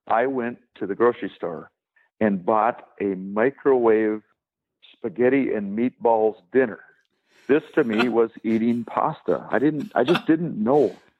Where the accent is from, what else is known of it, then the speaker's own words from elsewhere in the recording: Wisconsin, United States; growing up in Wisconsin